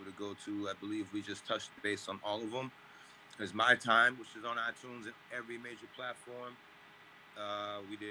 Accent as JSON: {"language": "English", "town": "Cambridge", "region": "Massachusetts", "country": "United States", "tie": "born or raised there", "said": "we grew up together in Cambridge"}